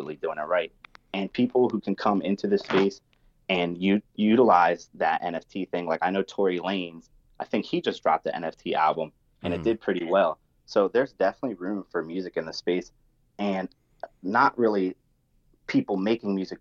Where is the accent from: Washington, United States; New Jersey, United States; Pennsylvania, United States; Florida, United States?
New Jersey, United States; I'm from Jersey. So I talk like a little bit different with a little bit of slang, a little bit of foul mouth